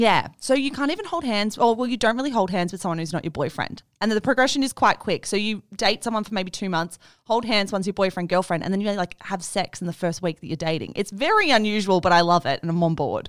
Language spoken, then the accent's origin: English; Australia; as an Australian